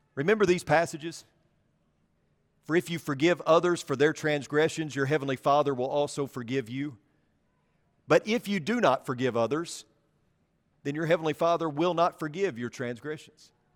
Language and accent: English; about fifteen miles from Marmaduke, Arkansas, United States; About fifteen miles from my hometown